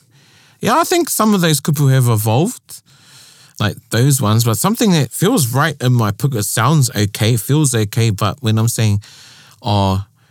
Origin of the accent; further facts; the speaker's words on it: New Zealand; I say I'm a Māori from Aotearoa. Yeah, I'm Māori.